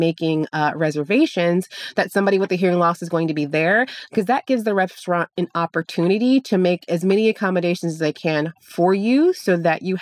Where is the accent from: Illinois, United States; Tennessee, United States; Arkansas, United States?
Illinois, United States; Chicago; now in Florida, United States; I'm from Chicago, and I used to go to the Field Museum all the time